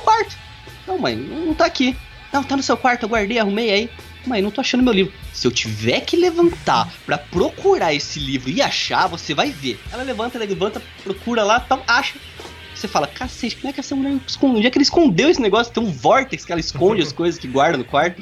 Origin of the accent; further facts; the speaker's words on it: Bauru, São Paulo, Brazil; eu sou do interior. Eu sou do interior, sou de Bauru